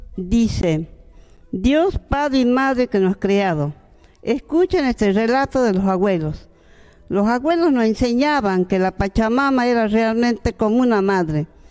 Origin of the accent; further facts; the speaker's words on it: Santa Rosa, Jujuy, Argentina; yo prácticamente nací en Santa Rosa, a tres kilómetros de Imahuaca